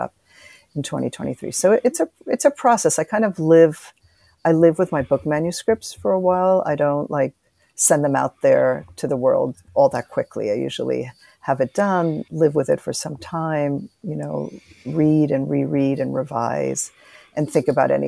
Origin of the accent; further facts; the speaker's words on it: Cuba; moved away; I was born in Cuba